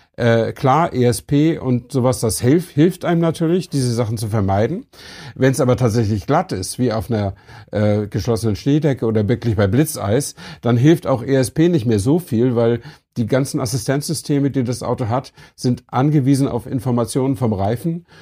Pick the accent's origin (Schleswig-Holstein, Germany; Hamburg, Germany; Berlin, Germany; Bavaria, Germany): Schleswig-Holstein, Germany; Flensburg; ich stamme ja aus Flensburg